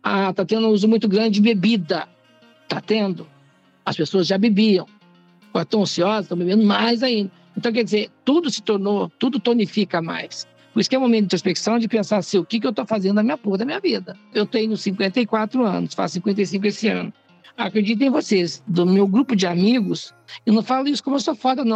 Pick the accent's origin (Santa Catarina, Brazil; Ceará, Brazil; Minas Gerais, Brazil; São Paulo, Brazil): Minas Gerais, Brazil; moved away; Eu sou mineira, eu sou religiosa, eu rezo muito, eu tenho oratório em casa